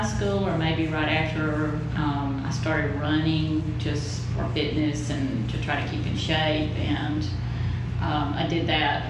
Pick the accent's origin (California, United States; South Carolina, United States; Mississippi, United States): South Carolina, United States; Mauldin; I grew up in Malden, and so I've been in this area my entire life.